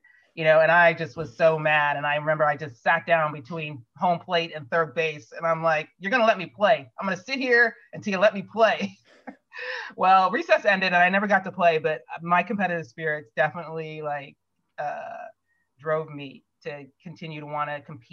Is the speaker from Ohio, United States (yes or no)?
yes; Ohio, United States; moved away as an adult; also born or lived in Stanford, California; I grew up in Ohio